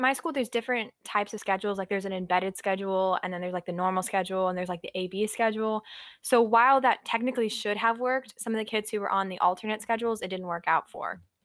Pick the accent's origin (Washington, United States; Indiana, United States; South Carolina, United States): South Carolina, United States; outside Columbia, small town in; I am from a small town in South Carolina, right outside of Columbia, the capital